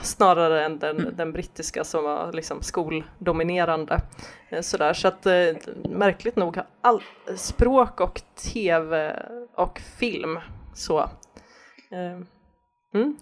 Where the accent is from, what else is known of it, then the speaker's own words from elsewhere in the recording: Gothenburg, Västra Götaland, Sweden; Jag, jag växte upp i Göteborg